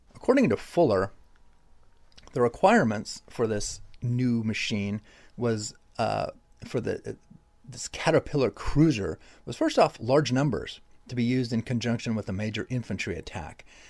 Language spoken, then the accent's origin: English; Stockton, California, United States; my hometown of Stockton, California